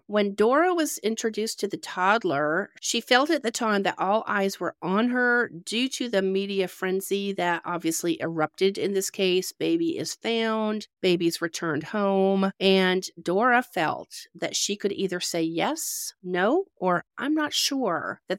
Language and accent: English; Canada; now in United States; when I came from Canada to the United States, it was back in the 1980s